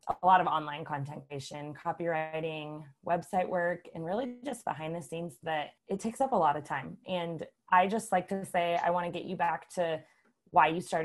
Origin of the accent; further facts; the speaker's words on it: Columbus, Nebraska, United States; moved away as an adult; now in Lincoln, United States; I'm originally from Columbus, Nebraska.